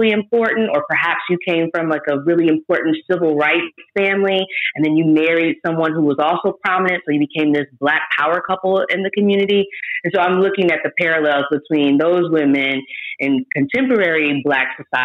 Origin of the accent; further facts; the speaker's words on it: Indiana, United States; I'm from Indiana